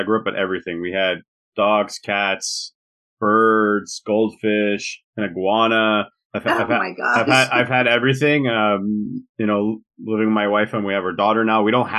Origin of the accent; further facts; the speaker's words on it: Montreal, Quebec, Canada; I'm born and raised in Montreal in Quebec.